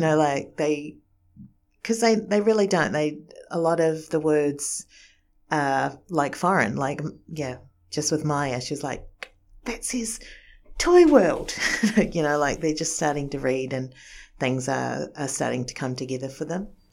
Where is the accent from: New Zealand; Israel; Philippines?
New Zealand; born or raised there; moved away as an adult; also born or lived in Japan